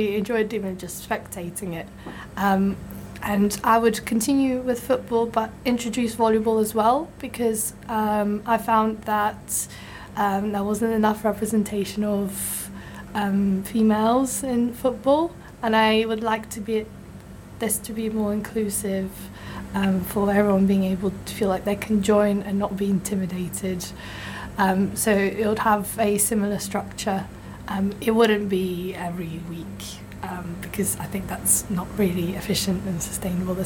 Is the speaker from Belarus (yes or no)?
yes; Belarus; now in Bath, United Kingdom; I'm originally from Belarus